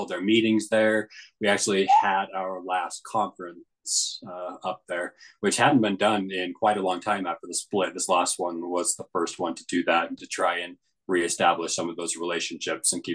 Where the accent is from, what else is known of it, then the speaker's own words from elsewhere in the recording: Pinesdale, Montana, United States; That's the community that I grew up